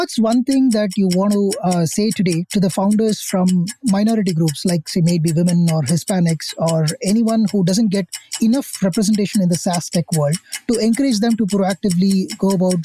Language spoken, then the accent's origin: English; India; As an Indian myself